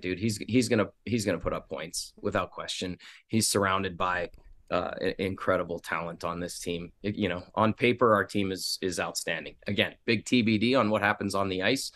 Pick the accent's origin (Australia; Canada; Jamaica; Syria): Canada; now in Las Vegas, United States; I'm Canadian hockey junkie